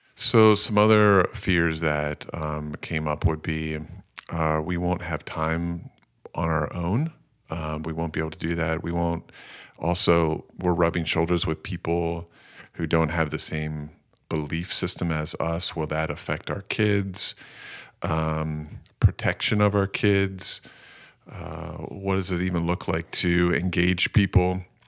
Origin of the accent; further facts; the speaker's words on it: Phoenixville, Pennsylvania, United States; also born or lived in Lancaster, Pennsylvania; I grew up in Phoenixville